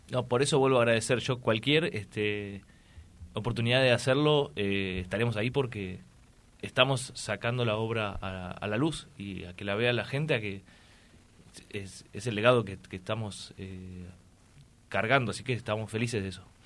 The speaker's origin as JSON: {"language": "Spanish", "town": "Tigre", "region": "Buenos Aires Province", "country": "Argentina", "tie": "born or raised there", "also_born_or_lived": "Uruguay", "moved": "yes", "said": "nosotros tres, soy mis dos hermanos de la segunda camada, nacimos en Tigre, Buenos Aires"}